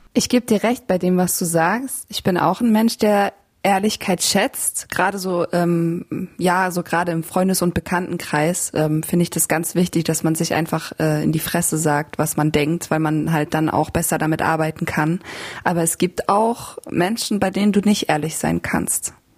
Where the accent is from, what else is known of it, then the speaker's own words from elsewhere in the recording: Bavaria, Germany; Ich bin ja auch in Bayern aufgewachsen